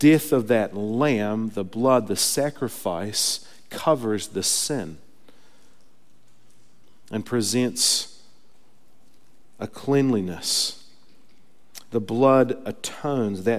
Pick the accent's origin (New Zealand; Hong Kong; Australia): New Zealand; moved away; I come from New Zealand where we eat lots of sheep